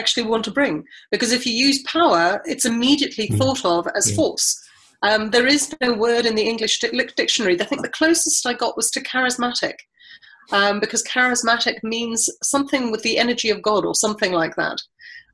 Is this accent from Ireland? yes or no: no; South Africa; moved away; I was brought up in South Africa during apartheid, but we went to a mixed race school.